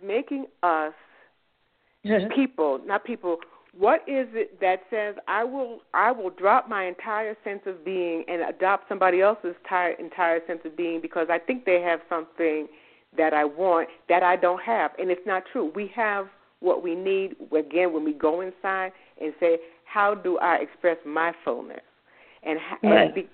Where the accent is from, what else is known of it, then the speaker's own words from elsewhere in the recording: New York City, New York, United States; moved away as an adult; also born or lived in Boston / the American South; I'm from the Bronx. I'm from New York. And I grew up there